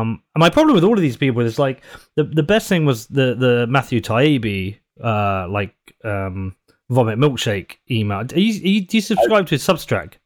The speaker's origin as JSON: {"language": "English", "country": "United Kingdom", "said": "a Brit"}